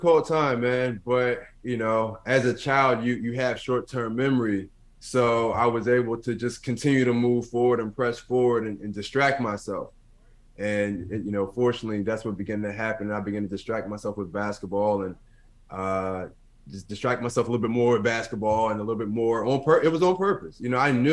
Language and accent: English; Philadelphia, Pennsylvania, United States; growing up in North Philadelphia, to be exact